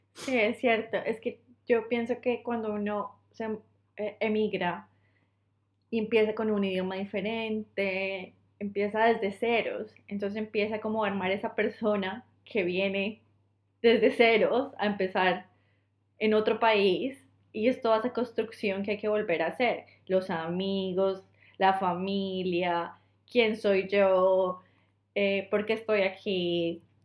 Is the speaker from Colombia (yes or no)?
yes; Colombia; moved away; soy de Colombia